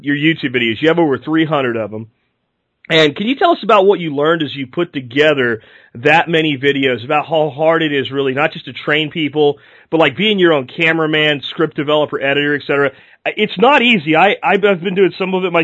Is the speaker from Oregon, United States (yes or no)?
no; Florida, United States; I grew up in Florida myself